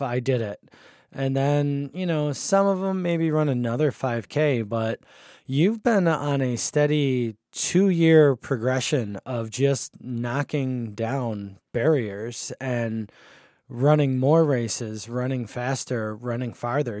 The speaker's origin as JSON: {"language": "English", "town": "Buffalo", "region": "New York", "country": "United States", "tie": "born or raised there", "moved": "as an adult", "lives_now": "Rochester, United States", "said": "I grew up in Buffalo too, and then I came up here for college and never left as well"}